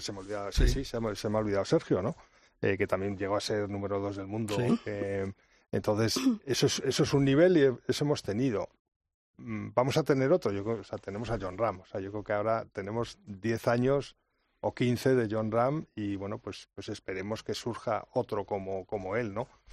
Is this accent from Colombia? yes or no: no; Spain; así somos los españoles, luchadores